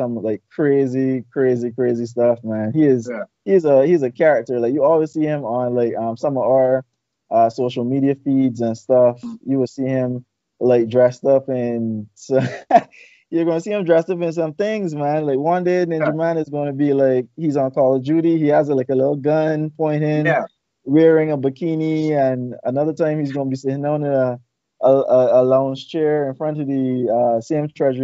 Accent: Barbados; I'm from Barbados

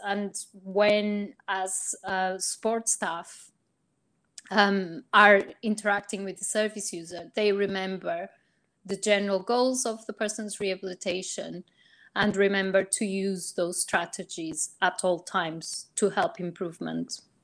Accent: Portugal; now in United Kingdom; I'm originally from Portugal, but I've worked in the UK for many years

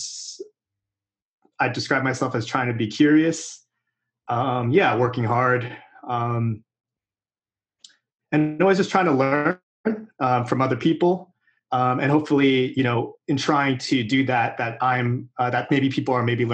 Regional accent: Irvine, California, United States; also born or lived in Fountain Valley, California / Los Angeles, California; I was born in like Fountain Valley, but I was raised in Irvine for my whole life before I went to college

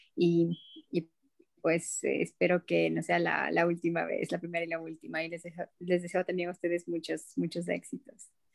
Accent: Ecuador; como ecuatoriana

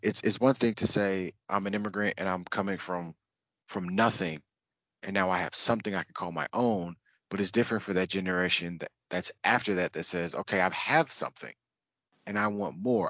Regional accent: United States; I I am American and I'm from this country

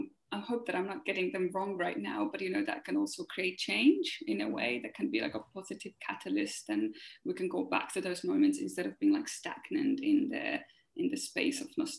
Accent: Finland; I'm from Finland.

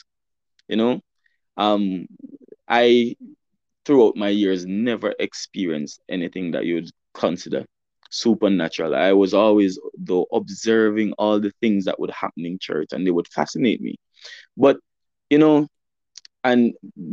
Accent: Alexandria, Saint Ann, Jamaica; I'm from St. Anne, and I'm currently sitting right now in my childhood home, where I grew up

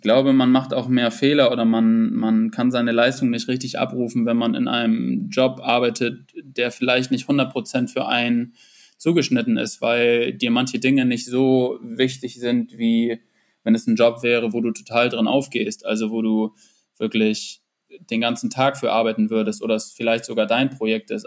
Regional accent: Northern Germany, Germany; also born or lived in Munich; ich bin einfach ein Typ, der in den Norden gehört

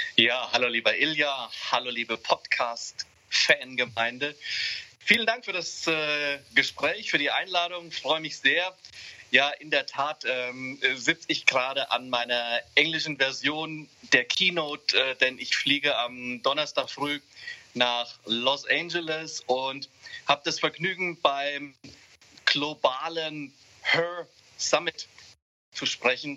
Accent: Hesse, Germany; Ich fühle mich viel, viel mehr als Europäer, denn als Hesse oder als, als, als Deutscher

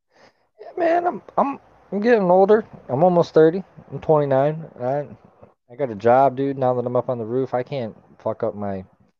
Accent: Kalamazoo, Michigan, United States; moved away as an adult; now in California, United States; I'm from Kalamazoo, Michigan. 26 years. Did 26 years in the zoo. Currently living in California. Been here for about 3 years.

